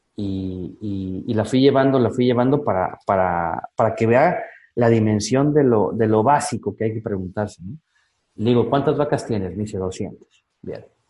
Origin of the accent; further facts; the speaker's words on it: Chiapas, Mexico; also born or lived in Costa Rica; yo soy mexicano, vivo en, nací y vivo en Chiapas, que está al sur de México